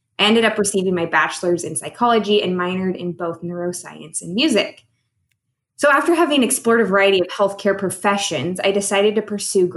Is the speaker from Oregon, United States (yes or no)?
yes; Oregon, United States; I was born and raised here in Oregon